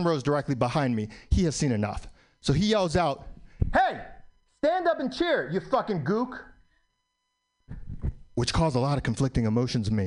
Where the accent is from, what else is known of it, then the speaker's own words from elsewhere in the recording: New York City, New York, United States; I was born in New York, still live in New York